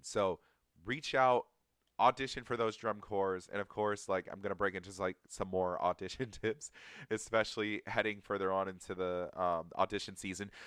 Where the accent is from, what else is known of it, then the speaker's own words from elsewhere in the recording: Atlanta, Georgia, United States; I'm from Atlanta, Georgia